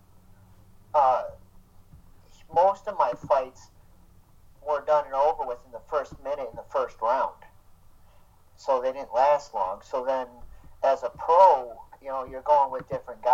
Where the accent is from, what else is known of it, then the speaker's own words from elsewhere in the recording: Saginaw, Michigan, United States; I'm obviously from Saginaw, a little small town up here in Michigan